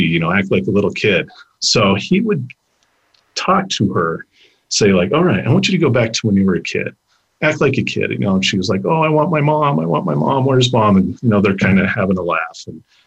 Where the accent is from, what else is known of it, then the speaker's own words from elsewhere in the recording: Pueblo, Colorado, United States; also born or lived in Washington, D.C.; you're from Pueblo